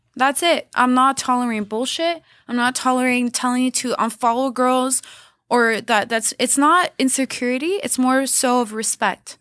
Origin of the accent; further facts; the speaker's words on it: Canada; also born or lived in Los Angeles, United States; I would come back to Montreal 'cause you can't stay as a Canadian six months